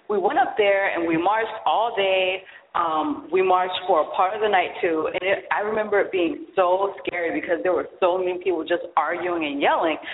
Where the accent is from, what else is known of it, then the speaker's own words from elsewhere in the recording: Charleston, South Carolina, United States; I grew up in Charleston, South Carolina.